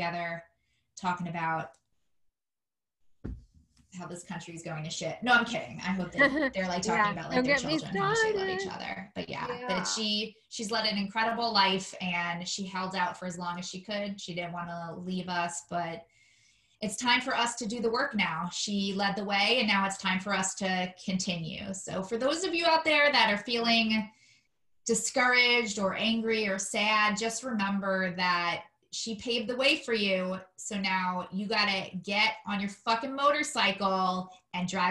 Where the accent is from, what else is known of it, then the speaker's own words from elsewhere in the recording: New York City, New York, United States; now in Washington, D.C., United States; I'm also a fellow New Yorker. I'm from Staten Island, not as nice as Brooklyn